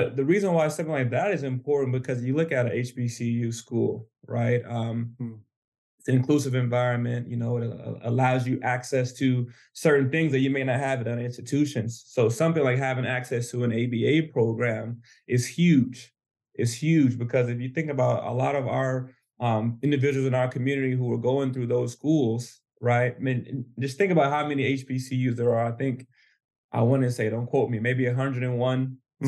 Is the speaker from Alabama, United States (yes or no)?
yes; Alabama, United States; moved away as an adult; also born or lived in New Hampshire; I grew up in the South. I'm actually from Alabama